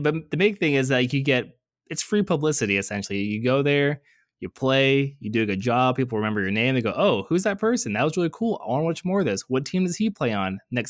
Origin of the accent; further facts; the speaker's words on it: Seattle, Washington, United States; You just pick, oh, hey, you know, I'm from Seattle, so I'm going to root for the Seattle team.